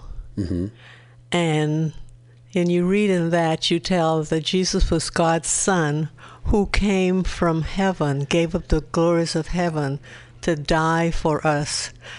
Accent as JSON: {"language": "English", "town": "Nassau", "region": "New Providence", "country": "Bahamas", "said": "Nassau, Bahamas. Like we say, or the Commonwealth of Nassau, Bahamas."}